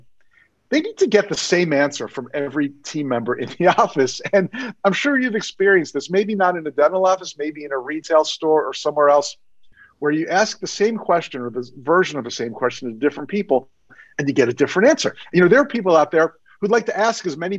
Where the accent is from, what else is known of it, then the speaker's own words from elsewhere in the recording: Maryland, United States; Maryland, I'm from Maryland